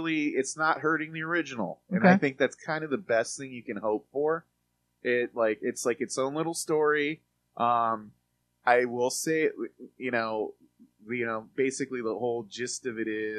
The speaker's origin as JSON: {"language": "English", "country": "Mexico", "tie": "born or raised there", "moved": "yes", "said": "I grew up, I grew up in Mexico in the 80s"}